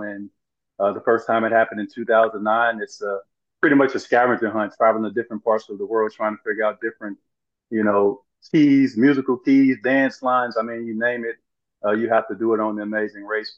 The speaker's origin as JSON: {"language": "English", "town": "Brinkley", "region": "Arkansas", "country": "United States", "tie": "born or raised there", "said": "growing up in where I grew up in Arkansas"}